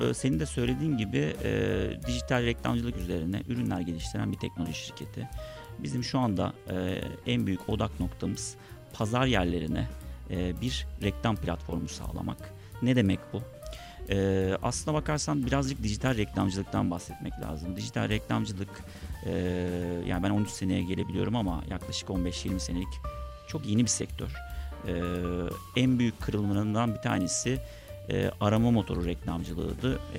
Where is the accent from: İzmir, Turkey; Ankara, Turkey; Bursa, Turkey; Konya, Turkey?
İzmir, Turkey; moved away as an adult; now in Istanbul, Turkey; Aslına bakarsan ortaokulu ve liseyi Borna Onda Lisesi'nde İzmir'de okudum. Ailem hala İzmir'de yaşıyor. Ama e, İstanbul Teknik Üniversitesi kazanınca İstanbul'a geldim. O günden beri de İstanbul'dayım. Herhalde bir 20 seneye yaklaştı. Artık bir nebze olsun da İstanbulluyum diyebilirim.